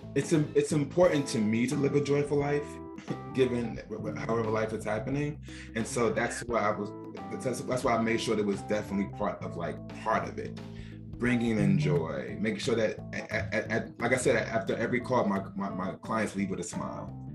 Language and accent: English; Newark, New Jersey, United States; I grew up in Newark, New Jersey